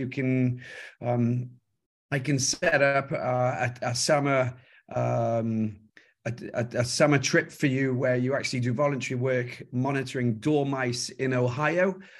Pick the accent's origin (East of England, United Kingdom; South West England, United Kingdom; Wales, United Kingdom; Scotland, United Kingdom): Wales, United Kingdom; South; moved away as an adult; also born or lived in Wye Valley / Missoula, Montana / Kigali, Rwanda / Paris, France; now in France; Well, I'm growing up in South Wales.